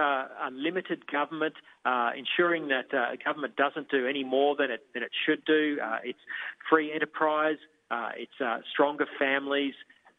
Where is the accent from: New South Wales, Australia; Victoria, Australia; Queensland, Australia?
Queensland, Australia; Toowoomba; now in Brisbane, Australia; Toowoomba is my hometown where I went to school and university, served on the council there for a term and a half, and of course got friends and family there.